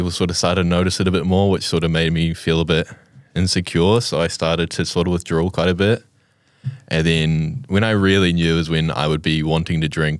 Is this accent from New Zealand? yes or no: yes; Blenheim, Marlborough, New Zealand; I'm originally from Blenheim, but we've moved around the South Island quite a bit.